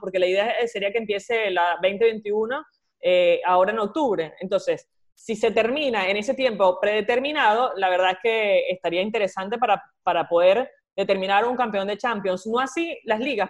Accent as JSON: {"language": "Spanish", "country": "Venezuela", "moved": "yes", "lives_now": "Argentina", "said": "somos cuatro venezolanos"}